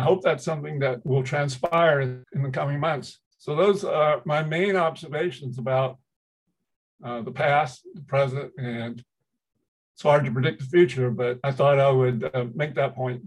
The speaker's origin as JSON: {"language": "English", "region": "Georgia", "country": "United States", "tie": "born or raised there", "first_language": "Chinese", "second_language": "English", "moved": "yes", "said": "growing up in Georgia"}